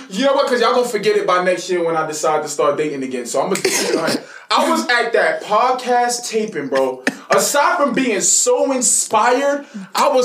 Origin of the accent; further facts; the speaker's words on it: New York City, New York, United States; I'm from Brooklyn, Flatbush